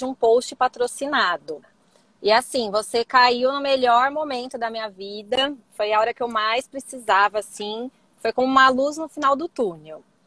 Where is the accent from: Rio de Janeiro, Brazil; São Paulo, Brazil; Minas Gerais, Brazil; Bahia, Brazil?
São Paulo, Brazil; Campinas; Eu sou aqui de Campinas, é, tá. estado de São Paulo.